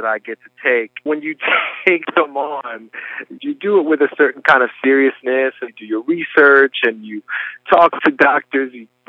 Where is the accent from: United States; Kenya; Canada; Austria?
United States; Philadelphia, Pennsylvania; also born or lived in Flushing, Queens, New York City; And then we moved to Philadelphia when I was pretty young. I was 7 years old when we moved to Philly. So I grew up in Philly, just 2 hours away.